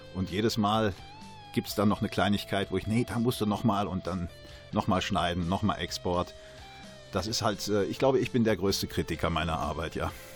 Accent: Sauerland, North Rhine-Westphalia, Germany; bei uns im Sauerland

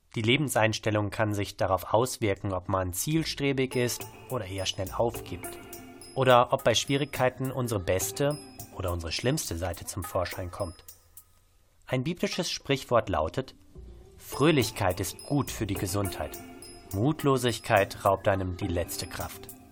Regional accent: Bochum, North Rhine-Westphalia, Germany; als Bochumer

